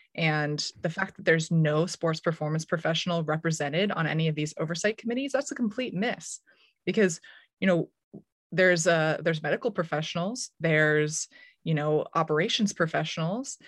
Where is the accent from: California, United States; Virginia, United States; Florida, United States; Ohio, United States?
California, United States; Menlo Park or Palo Alto; moved away as an adult; also born or lived in Durham, North Carolina / Lawrence, Kansas; my hometown in Menlo Park or Palo Alto